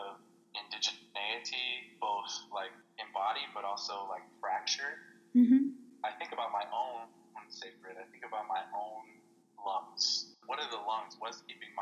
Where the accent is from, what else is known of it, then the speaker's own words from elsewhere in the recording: Casa Grande, Arizona, United States; growing up in Casa Grande